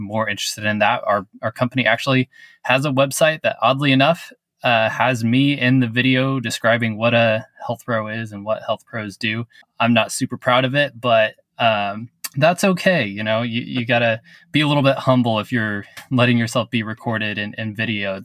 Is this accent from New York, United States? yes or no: no; Amarillo, Texas, United States; now in Dallas, United States; I'm from Amarillo, Texas